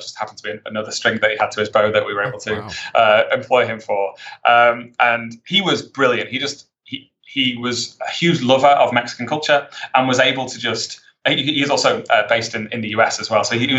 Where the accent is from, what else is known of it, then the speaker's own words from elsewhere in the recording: United Kingdom; I think I'm British.